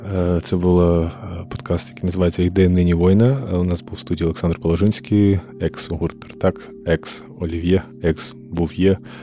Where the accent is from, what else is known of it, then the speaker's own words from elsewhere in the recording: Kharkiv, Kharkiv Oblast, Ukraine; я сам з Харкова